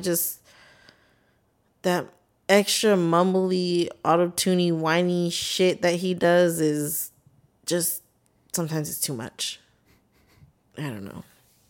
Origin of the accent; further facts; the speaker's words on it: North Carolina, United States; I don't know nothing about no sets. I'm from North Carolina.